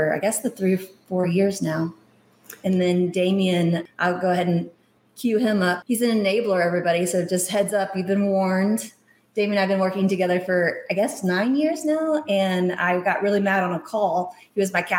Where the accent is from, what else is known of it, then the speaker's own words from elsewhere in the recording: Gun Barrel City, Texas, United States; moved away as an adult; also born or lived in Japan / Asheville, North Carolina; I'm from Gun Barrel City, Texas.